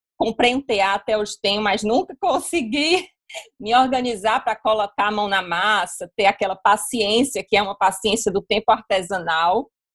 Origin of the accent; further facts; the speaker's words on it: Fortaleza, Ceará, Brazil; eu sou de Fortaleza